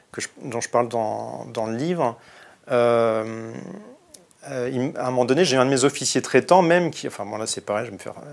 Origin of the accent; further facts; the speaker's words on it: Bristol, South West England, United Kingdom; Moi je venais de Bristol, il m'a dit Ah, t'es de Bristol, super